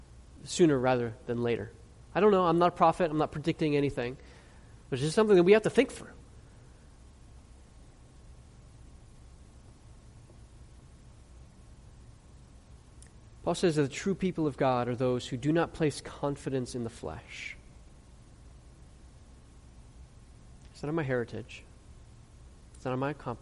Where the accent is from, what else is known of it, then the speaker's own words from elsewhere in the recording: United States; I'm an American. I'm proud to be an American.